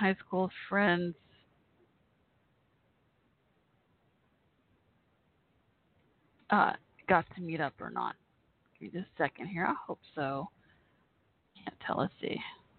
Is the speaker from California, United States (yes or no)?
no; Texas, United States; moved away; I grew up in Texas